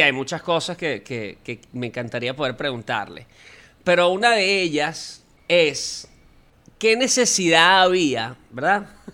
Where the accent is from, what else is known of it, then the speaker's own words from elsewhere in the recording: Venezuela; nosotros como venezolanos